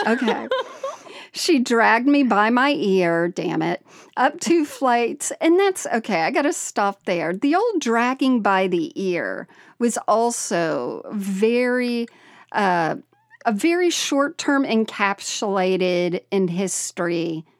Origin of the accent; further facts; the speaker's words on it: Indiana, United States; I grew up Catholic in Northeast Indiana and went to Catholic school for 12 years in the 60s and 70s.